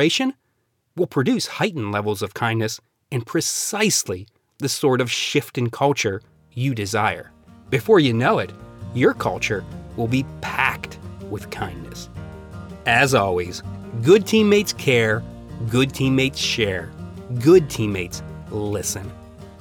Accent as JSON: {"language": "English", "region": "Pennsylvania", "country": "United States", "tie": "born or raised there", "said": "I grew up in Pennsylvania and loved Mr. Rogers' neighborhood as a kid"}